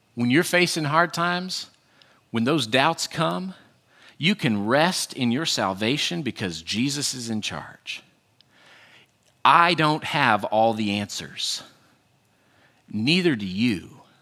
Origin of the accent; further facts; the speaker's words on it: Western United States, United States; I grew up in the Western United States